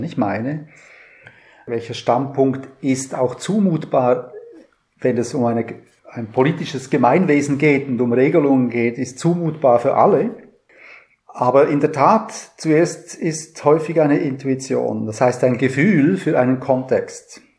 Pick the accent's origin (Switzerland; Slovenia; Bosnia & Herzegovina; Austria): Switzerland; now in Lübeck, Germany; ich bin Schweizer